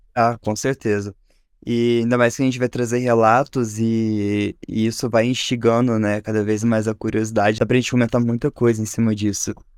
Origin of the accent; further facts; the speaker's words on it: Varginha, Minas Gerais, Brazil; eu sou de Varginha